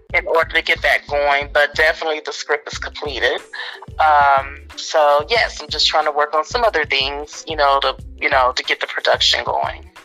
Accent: Austin, Texas, United States; Hillcrest is the street that I grew up on in East Austin.

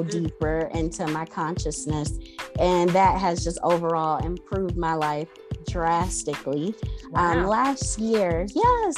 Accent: Rochester, New York, United States; also born or lived in Nashville, Tennessee; now I'm back in my home state of Rochester, New York

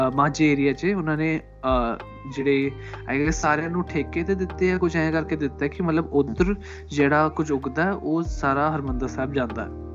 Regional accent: Malwa, Punjab, India; accent: Malwai; ਮੇਰੀ ਬੋਲੀ ਜਿਹੜੀ that's you know totally Malwai

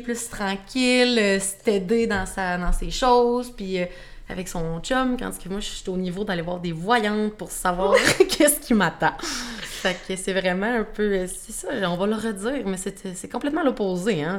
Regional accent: Shawinigan, Quebec, Canada; j'ai 23 ans, je viens de Shawinigan.

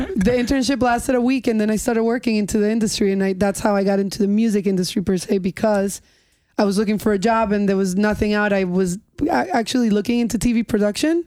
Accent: North Shore, Long Island, New York, United States; also born or lived in Spain / Colombia / Miami; I grew up in the North Shore and I grew up with those beaches

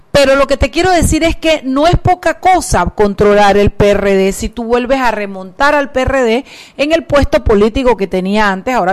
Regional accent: Panama; como un panameño que tenga dos dedos de frente y un real de autoestima puede sentirse

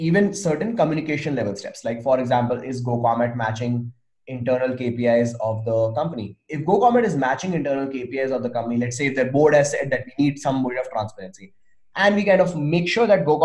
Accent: India; I'm Indian

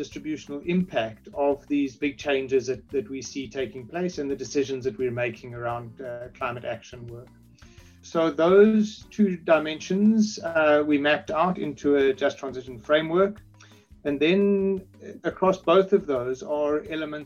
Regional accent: South Africa; I am South African and work from South Africa

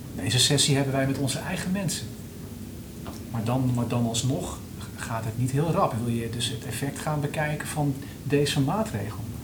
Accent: Netherlands; we wel als Nederlanders

